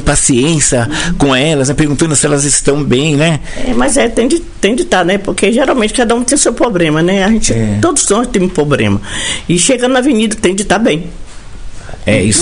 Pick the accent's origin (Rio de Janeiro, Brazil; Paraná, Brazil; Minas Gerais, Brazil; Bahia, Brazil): Bahia, Brazil; Cachoeira; moved away as an adult; now in São Paulo, Brazil; primeiro vim de Cachoeira de São Félix.